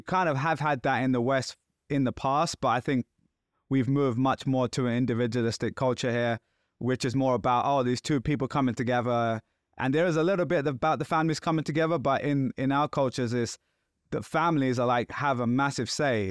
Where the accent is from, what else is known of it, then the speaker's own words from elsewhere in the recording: Pakistan; moved away; being Pakistani